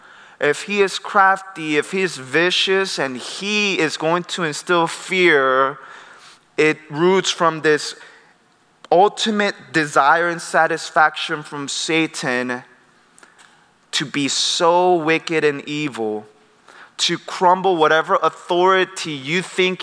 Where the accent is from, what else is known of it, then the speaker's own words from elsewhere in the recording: United States; I grew up in the Presbyterian church in the States, but I had my missions background where I saw crazy things in South America.